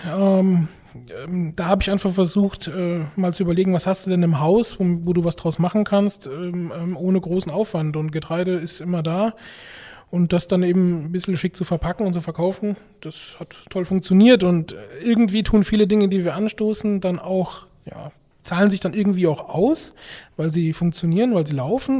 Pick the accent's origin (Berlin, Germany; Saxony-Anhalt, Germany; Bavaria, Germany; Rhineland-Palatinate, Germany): Rhineland-Palatinate, Germany; meine Eltern, die ja auch 25 Jahre eine Bäckerei geleitet haben in Rheinland-Pfalz, äh, da bin ich aufgewachsen in der Backstube